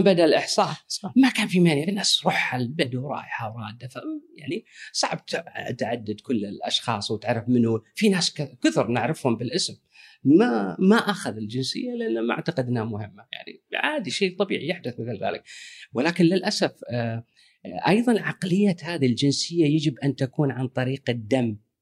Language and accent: Arabic; Kuwait; انا ككويتي